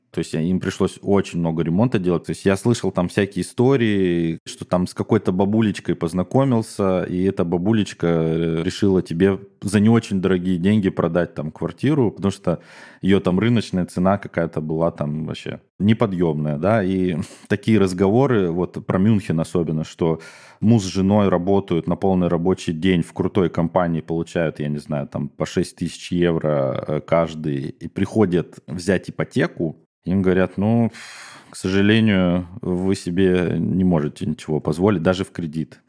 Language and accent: Russian; Omsk, Omsk Oblast, Russia; now in Essen, Germany; я родился в Омске